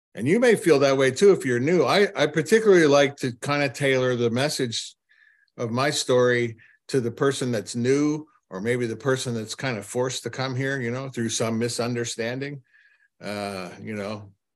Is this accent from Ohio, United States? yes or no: yes; Cleveland, Ohio, United States; I'm from Cleveland, Ohio